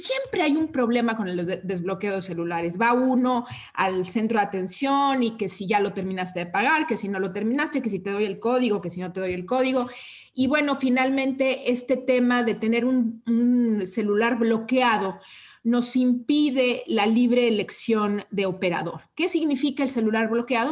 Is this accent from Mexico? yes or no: yes; Mexico